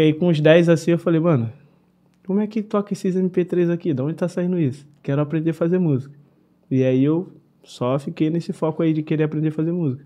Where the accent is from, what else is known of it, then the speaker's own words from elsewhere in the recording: Nova Iguaçu, Rio de Janeiro, Brazil; Sou direto da Baixada Fluminense, Alche, Nova Iguaçu